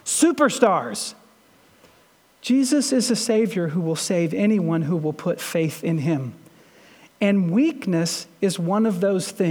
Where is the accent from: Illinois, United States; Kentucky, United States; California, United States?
Kentucky, United States; Shepherdsville; I'm from Shepherdsville